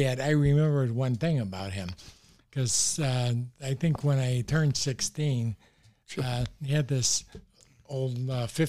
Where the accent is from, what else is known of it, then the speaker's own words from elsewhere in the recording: Oak Park, Illinois, United States; Growing up in Oak Park, that's when they were building the Eisenhower Expressway.